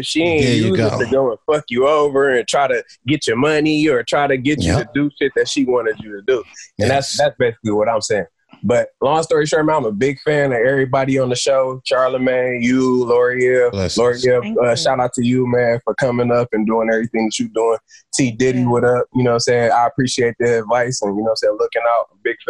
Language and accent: English; Jackson, Michigan, United States; I'm from Jackson, Michigan, like close to Detroit.